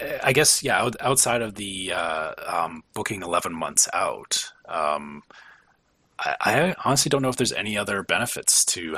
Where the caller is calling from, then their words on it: Canada; I'm flying from Canada, so I plan as far out ahead as I possibly can.